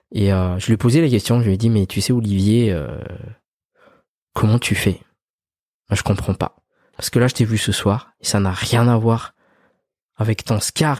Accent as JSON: {"language": "French", "country": "Madagascar", "tie": "born or raised there", "also_born_or_lived": "France", "moved": "yes", "said": "on a grandi à Madagascar"}